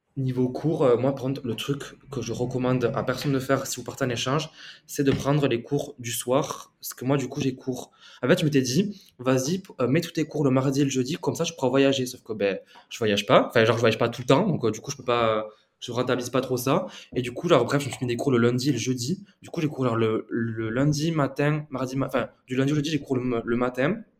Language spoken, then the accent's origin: French; Tarn, Occitania, France; moved away as an adult; now in Uruguay; je n'allais pas rester chez moi euh, dans le Tarn